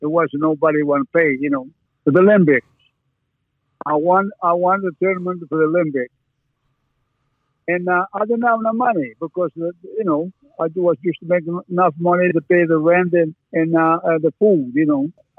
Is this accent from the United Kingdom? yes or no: no; Italy; born or raised there; moved away as an adult; also born or lived in Canada